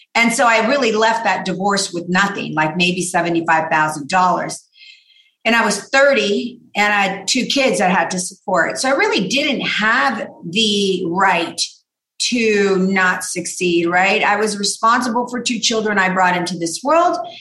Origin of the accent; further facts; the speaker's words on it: La Mirada, California, United States; also born or lived in Downey, California / South Gate, California; So I grew up in La Mirada